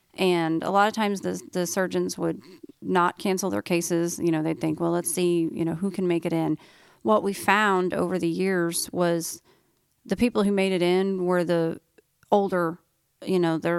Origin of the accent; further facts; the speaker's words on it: Oklahoma, United States; Like where we grew up in Oklahoma, it's flat.